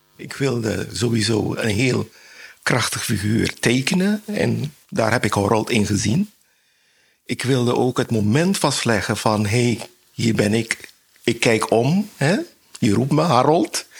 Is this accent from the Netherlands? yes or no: no; Suriname; ik ben in Suriname geboren